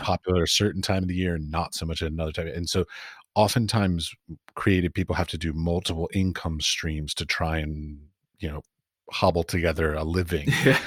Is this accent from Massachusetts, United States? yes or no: no; Washington, District of Columbia, United States; moved away; also born or lived in London / San Francisco; I grew up in Washington, D.C.